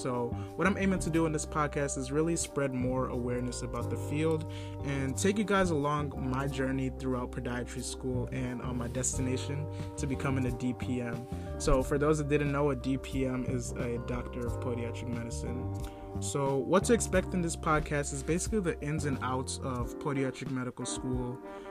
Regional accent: Nigeria; I am Nigerian, and to be specific, from the Igbo tribe, and I really love everything about being Nigerian

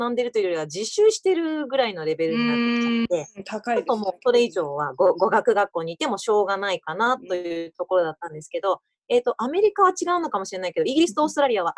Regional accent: Kansai, Japan; moved away as an adult; also born or lived in Tokyo; now in Australia; 関西人なんでね、ちょっとせっかちなんで。

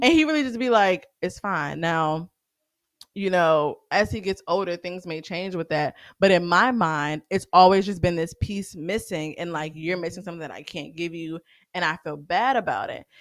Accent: the South, United States; I'm growing up in the South

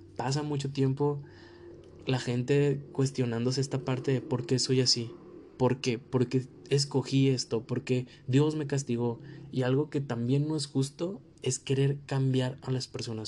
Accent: Mexico; esto lo digo completamente como mexicano porque vivimos en una cultura donde las familias tienen un peso súper importante

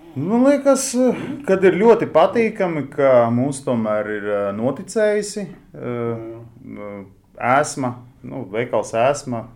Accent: Latvia; Mēs esam no Latvijas

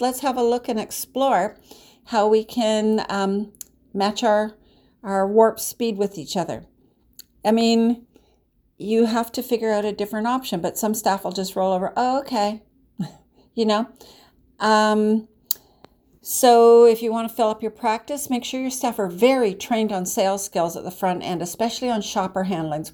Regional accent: Canada; I'm Canadian

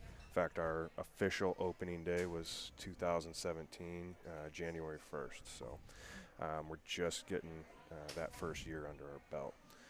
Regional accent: University Place, Washington, United States; We're from University Place, Washington. That's a small city just about 40 miles south of Seattle, just outside of Tacoma, Washington.

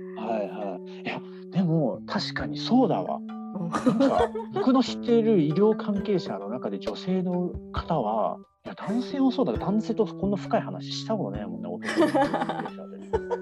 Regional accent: Fukuoka, Japan; born or raised there; also born or lived in Hiroshima

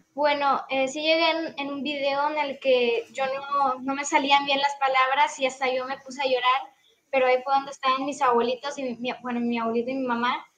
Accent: Monterrey, Nuevo León, Mexico; also born or lived in Tamaulipas; yo soy de Monterrey, Nuevo León, eh, soy del grupo 19

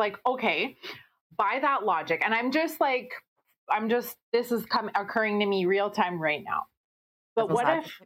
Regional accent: Winnipeg, Manitoba, Canada; I grew up in Transcona.

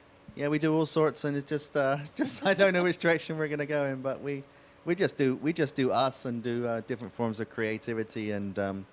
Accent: England, United Kingdom; So when growing up in England, on a Sunday, I'd go to my grandparents' house

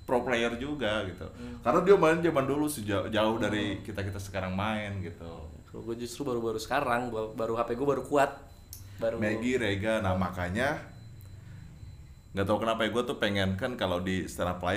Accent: Jatisari, West Java, Indonesia; kampung celurit gue di Jatisari di sono tiga hari mau lebaran itu gue masih ingat aja masih kecil gue SMP

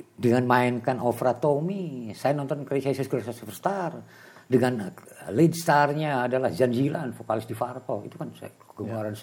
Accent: Tasikmalaya, West Java, Indonesia; also born or lived in Bandung; Saya dulu dibesarkan di Tasik

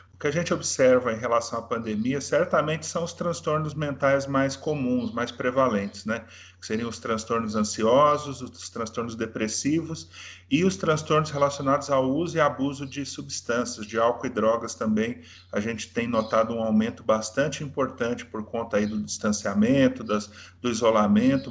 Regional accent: Brazil

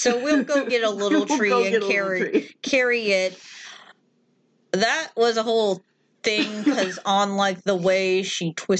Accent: Louisiana, United States; moved away; my poor ass upbringing in Louisiana, never had fleas.

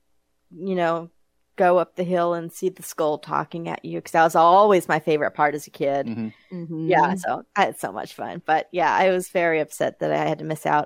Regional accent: Bakersfield, California, United States; now in Chicago, United States; we used to go to Disneyland all the time when I was growing up because I'm from Bakersfield

